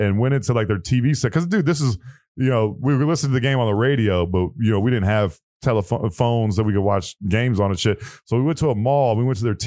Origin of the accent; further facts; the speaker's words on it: Ohio, United States; I was a Michigan fan growing up in Ohio